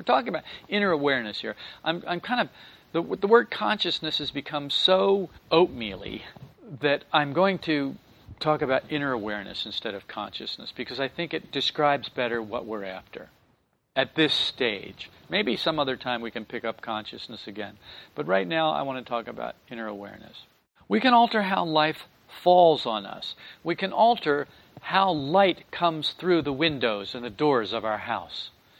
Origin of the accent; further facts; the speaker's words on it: New Jersey, United States; twang? And I said, yeah. I told her I was from New Jersey. And she said, well, you know, I can't hear my own accent.